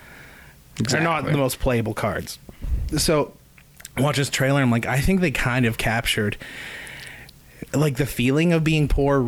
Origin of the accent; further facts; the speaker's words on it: Dawson Creek, British Columbia, Canada; I'm from Dawson Creek. I'm a musician. I've been a musician since I was 13. I'm 26.